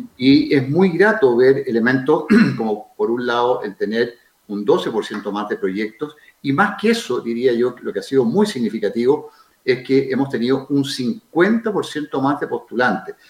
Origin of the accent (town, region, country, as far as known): Chile